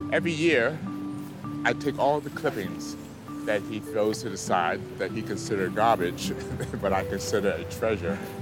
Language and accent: English; the South, United States; as a Southerner